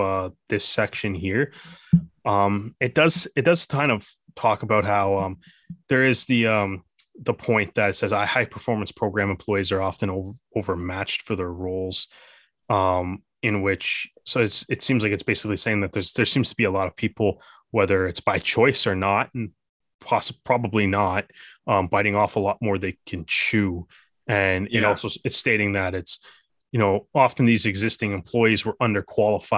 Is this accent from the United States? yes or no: no; Canada; as a Canadian